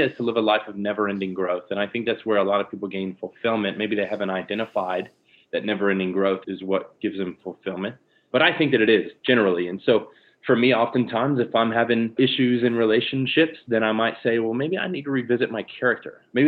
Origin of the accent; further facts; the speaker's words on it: Lakeland, Florida, United States; moved away as an adult; now in Jacksonville Beach, United States; born and raised in Lakeland, Florida, which is Central Florida, near Orlando and Tampa